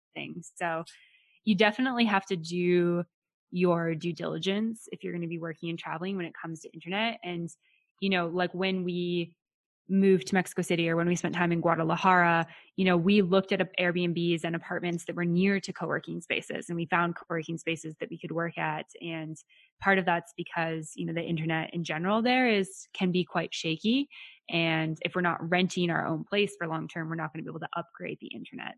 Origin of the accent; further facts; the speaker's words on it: Western Canada, Canada; I'm from Western Canada. Nobody speaks Spanish over here